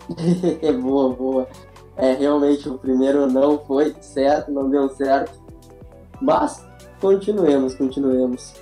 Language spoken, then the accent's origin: Portuguese; Rio Grande do Sul, Brazil; Sou gaúcho